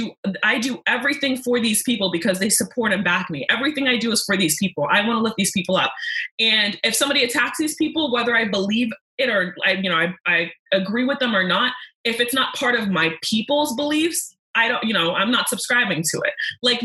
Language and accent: English; Côte d’Ivoire; born there; Because I was born in the Ivory Coast, which is colonized by the French.